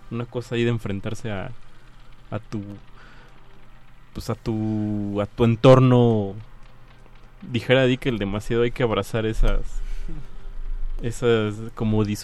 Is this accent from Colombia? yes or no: no; Xochimilco, Mexico City, Mexico; soy lacustre, soy de Xochimilco